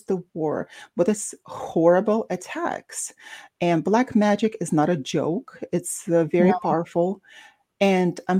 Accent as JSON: {"language": "English", "town": "Baku", "country": "Azerbaijan", "moved": "yes", "said": "despite being Russian, I'm from Baku, Azerbaijan"}